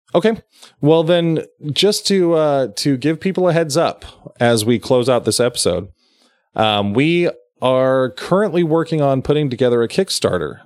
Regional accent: Sacramento County, California, United States; we're both from Sacramento County, but we both live in counties outside of Sacramento County

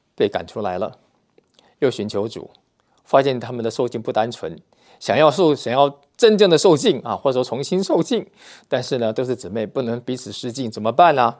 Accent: Taiwan; moved away as an adult; now in Russia; 我们呢是来自台湾

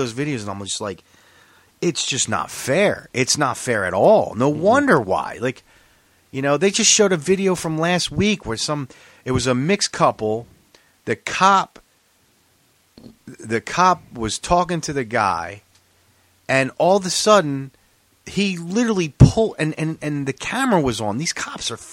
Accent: Philadelphia, Pennsylvania, United States; When I was growing up in Philly

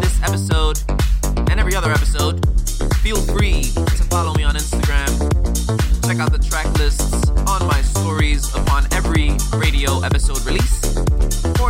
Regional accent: New York, United States; now in Los Angeles, United States; I'm from New York

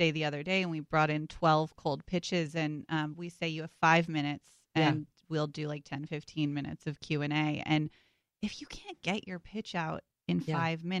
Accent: Silicon Valley, California, United States; I grew up in Silicon Valley

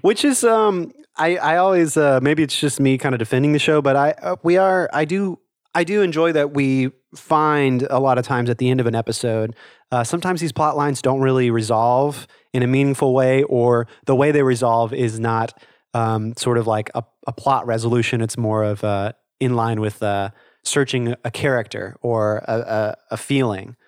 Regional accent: the South, United States; I'm from the South, I live in the South

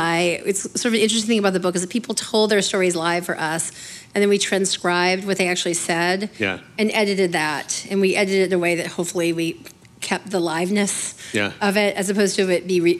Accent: a small town in Alabama, United States; I'm from the South. I'm from a small town in Alabama.

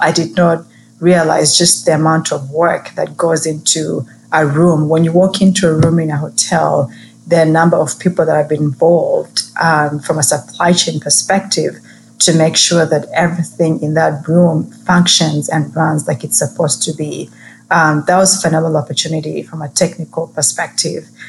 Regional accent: Kenya; moved away; growing up in Kenya

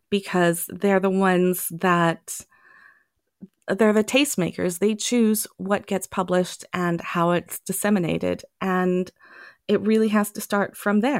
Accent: Germany; also born or lived in Thailand; I grew up partly in Germany and partly in Thailand. So I was constantly around other languages.

